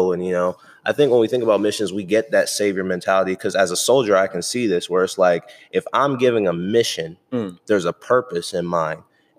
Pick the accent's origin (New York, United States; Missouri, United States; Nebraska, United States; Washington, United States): New York, United States; also born or lived in North Carolina; Because I'm from New York and North Carolina.